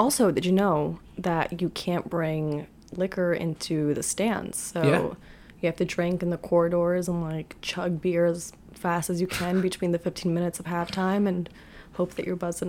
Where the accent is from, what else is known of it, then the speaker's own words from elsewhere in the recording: United States; They're like, where are you from? I'm like, America.